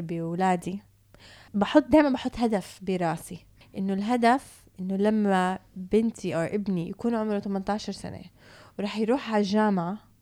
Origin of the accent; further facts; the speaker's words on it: Canada; تربيت بكندا